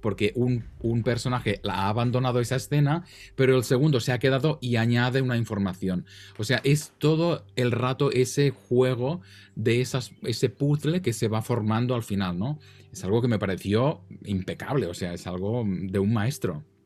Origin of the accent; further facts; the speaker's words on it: Catalonia, Spain; accent: Catalan Spanish; yo español catalán, o sea, yo tengo un acento ya que está ya en la estratosfera